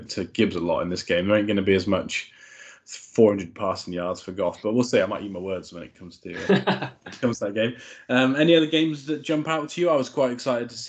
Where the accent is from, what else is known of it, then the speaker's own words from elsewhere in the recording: United Kingdom; as a British fan